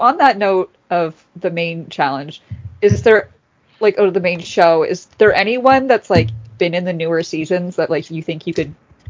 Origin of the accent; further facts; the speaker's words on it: Canada; I'm Canadian